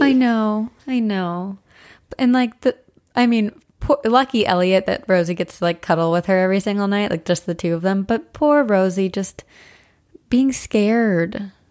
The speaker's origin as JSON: {"language": "English", "area": "Brandenburg", "region": "New Jersey", "country": "United States", "tie": "born or raised there", "said": "where I grew up in Brandenburg, New Jersey"}